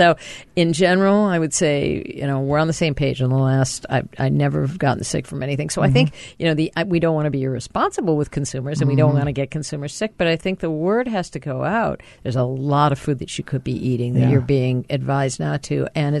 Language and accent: English; Minneapolis, Minnesota, United States; And I grew up in Minnesota.